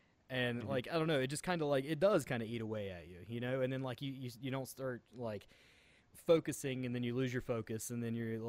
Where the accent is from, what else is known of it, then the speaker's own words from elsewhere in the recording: West Virginia, United States; accent: Southern twang; I'm from West Virginia. We have a kind of Southern twang.